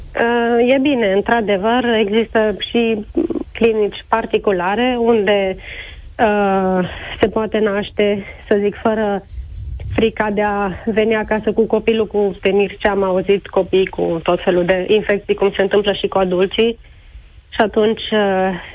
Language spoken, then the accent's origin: Romanian; Oradea, Bihor County, Romania; am născut în Timișoara și sunt din Oradea